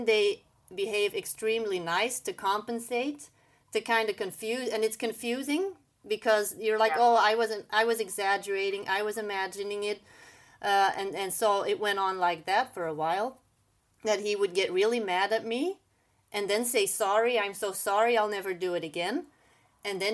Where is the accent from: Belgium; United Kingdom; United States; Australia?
Belgium; English is a second language; moved away as an adult; also born or lived in Bahrain; I am originally from Belgium, but then I lived in the Middle East for a little bit.